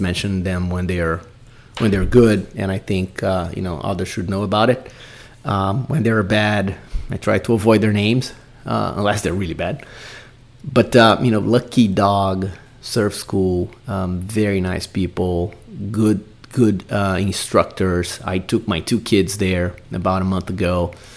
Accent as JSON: {"language": "English", "country": "Brazil", "tie": "born or raised there", "moved": "yes", "said": "growing up in Brazil, going to the beach many times"}